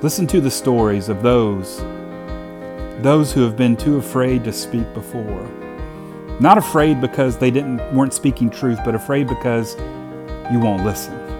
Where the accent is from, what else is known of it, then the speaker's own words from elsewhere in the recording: Hopkinsville, Kentucky, United States; I grew up in Hopkinsville, Kentucky